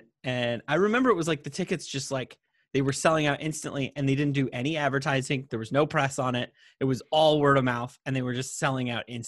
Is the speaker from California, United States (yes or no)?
no; Yellow Springs, Ohio, United States; I was born in Yellow Springs, Ohio